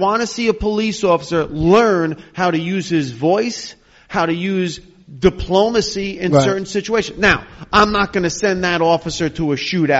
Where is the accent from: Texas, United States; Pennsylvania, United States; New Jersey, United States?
New Jersey, United States; Hackensack; as a kid growing up in Hackensack